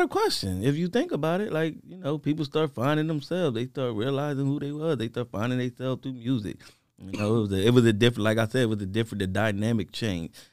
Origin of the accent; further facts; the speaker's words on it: Harrisburg, Pennsylvania, United States; I'm from Harrisburg, you know, mostly out the South of Hill